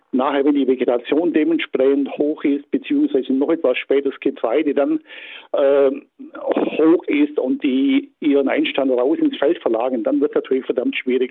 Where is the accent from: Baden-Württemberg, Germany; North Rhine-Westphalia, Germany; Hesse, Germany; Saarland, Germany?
Baden-Württemberg, Germany; bei uns in Baden-Württemberg